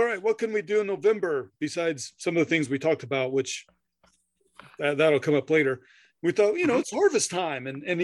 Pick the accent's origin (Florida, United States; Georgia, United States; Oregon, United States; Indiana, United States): Indiana, United States; growing up in Indiana, there's corn all over the damn place